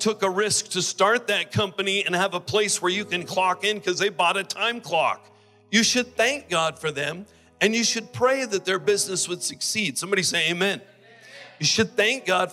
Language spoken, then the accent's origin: English; United States; I'm American